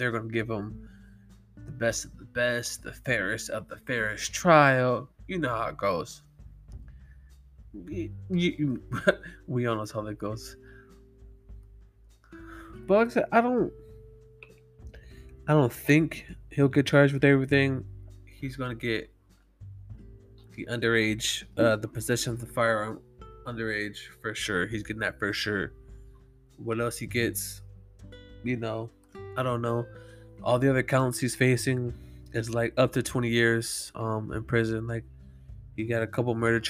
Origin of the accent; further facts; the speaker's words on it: California, United States; I'm from California, so that wouldn't even be like an issue, cause our gun laws are so strict here in California